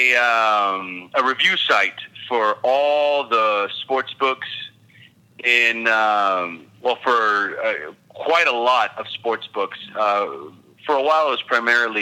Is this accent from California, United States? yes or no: yes; Los Angeles, California, United States; moved away as an adult; also born or lived in Pasadena / San Luis Obispo; now in Costa Rica; I grew up in California. I'm originally from Los Angeles. So I was born in Pasadena